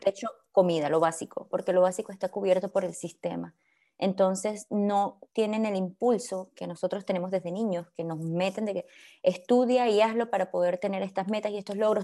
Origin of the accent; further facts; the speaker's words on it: Venezuela; also born or lived in Colombia; now in Belgium; una persona que creció en Venezuela con raíces colombianas